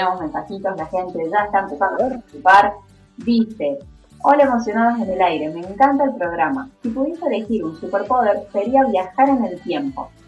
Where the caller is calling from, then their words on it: Córdoba, Argentina; Quiero participar por el sorteo … de Córdoba Capital.